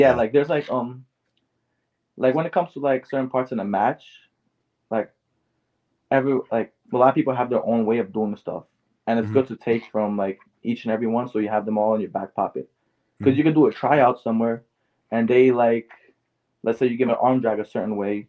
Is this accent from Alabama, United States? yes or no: no; New York City, New York, United States; born and raised in Queens